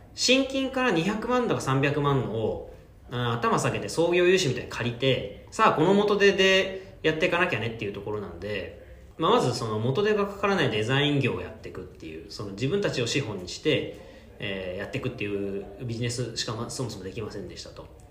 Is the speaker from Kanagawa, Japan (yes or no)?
yes; Yokohama, Kanagawa, Japan; also born or lived in Tokyo; 東京生まれ まあ、神奈川県横浜市育ちなんで、まあ、ほとんど関東地方にずっといるという感じですね